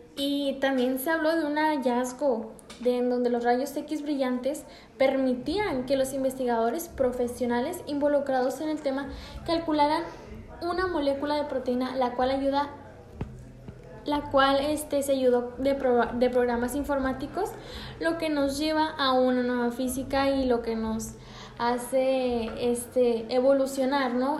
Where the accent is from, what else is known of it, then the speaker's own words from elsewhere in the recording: Mexico; en nuestra cultura y lo que vienen siendo los mexicanos